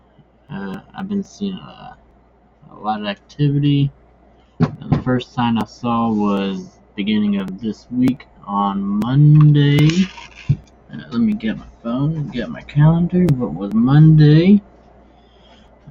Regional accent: Missouri, United States; I am from Missouri

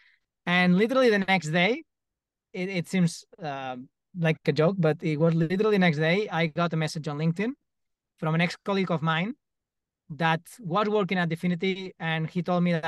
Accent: Mallorca, Balearic Islands, Spain; I'm from Mallorca

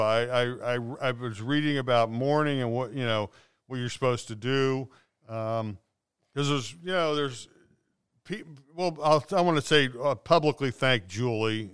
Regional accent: Cincinnati, Ohio, United States; I grew up in North Avondale.

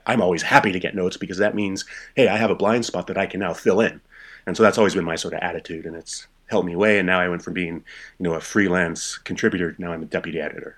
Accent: Port Townsend, Washington, United States; moved away as an adult; also born or lived in Shelton, Washington / Prague / Moscow / Indonesia; now in Berlin, Germany; I grew up in the Seattle area. Um, I was born in this small logging town called Shelton, but I grew up in a small uh, Victorian town called Port Townsend up on the Olympic Peninsula

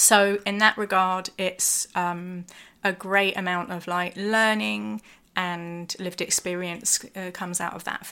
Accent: London, United Kingdom; London is my hometown

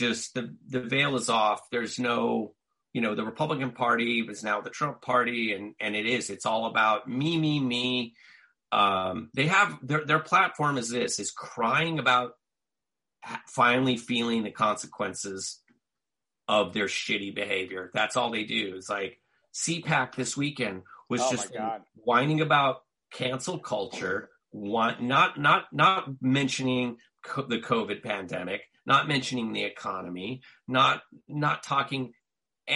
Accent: Southern California, United States; growing up in Southern California, and where I grew up was racially mixed

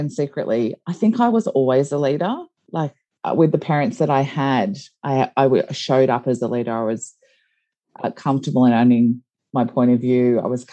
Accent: Geelong, Victoria, Australia; I grew up in Geelong

